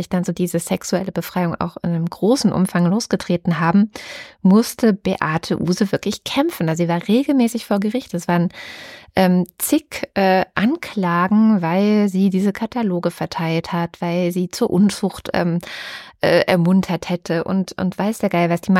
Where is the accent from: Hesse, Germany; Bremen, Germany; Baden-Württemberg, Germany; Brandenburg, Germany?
Baden-Württemberg, Germany; also born or lived in East Germany (GDR); ich bin in der DDR noch geboren, bin auch 89 dann mit meinen Eltern nach Baden-Württemberg gezogen, also quasi in den Westen.